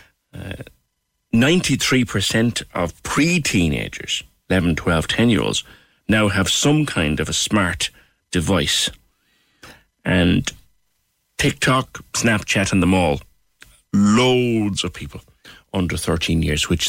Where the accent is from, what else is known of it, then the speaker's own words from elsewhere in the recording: Ireland; I was born in the Bonds